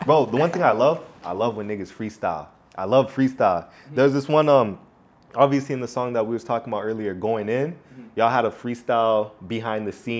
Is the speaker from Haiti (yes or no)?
yes; Haiti; Nah, Haitian.